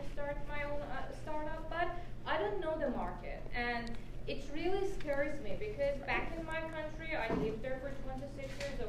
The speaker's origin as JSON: {"language": "English", "country": "Iran", "tie": "born or raised there", "moved": "as an adult", "said": "I'm from Iran."}